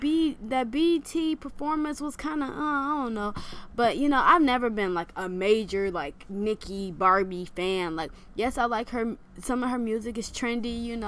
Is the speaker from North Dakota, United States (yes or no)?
no; Michigan, United States; moved away; I'm from Michigan